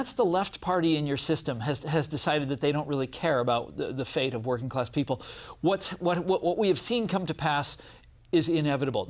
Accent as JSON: {"language": "English", "town": "Kansas City", "country": "United States", "tie": "born or raised there", "said": "I'm from Kansas City"}